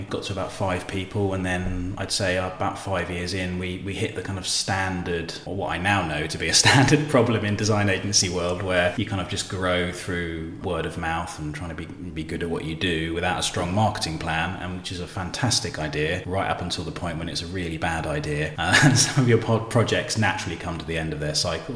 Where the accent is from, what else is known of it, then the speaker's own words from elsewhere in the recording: Bournemouth, South West England, United Kingdom; moved away as an adult; also born or lived in Brighton; now in London, United Kingdom; I grew up in Bournemouth, actually, and then moved to Brighton to do my degree in interior architecture